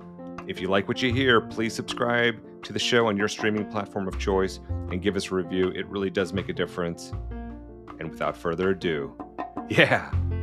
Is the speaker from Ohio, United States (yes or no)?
yes; Ohio, United States; born there; also born or lived in Florida / Pennsylvania / Virginia; now in Raleigh, United States; Yeah, so I live now in North Carolina, in Raleigh, but I was born in Ohio and have lived in Florida and Pennsylvania and Virginia.